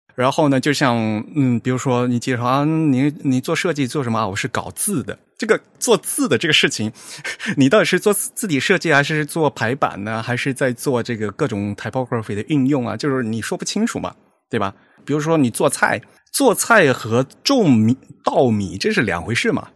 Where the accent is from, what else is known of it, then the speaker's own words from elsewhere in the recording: Fujian, China; now in Tokyo, Japan; 我是福建人，然后我们家老家那条河叫汶川西，然后我现在在东京